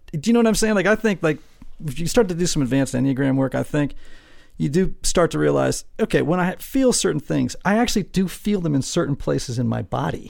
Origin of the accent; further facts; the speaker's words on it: Greenwich, Connecticut, United States; I grew up in Greenwich, Connecticut, this super wealthy town